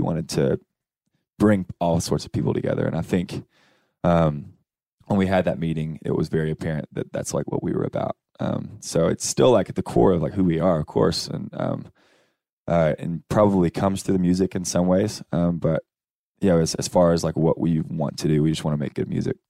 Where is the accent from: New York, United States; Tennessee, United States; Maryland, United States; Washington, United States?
Tennessee, United States; Cookeville; moved away; I'm from Cookville